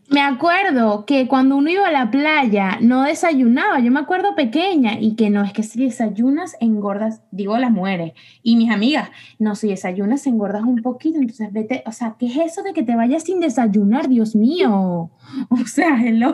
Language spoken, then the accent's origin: Spanish; Venezuela; nosotros somos de Venezuela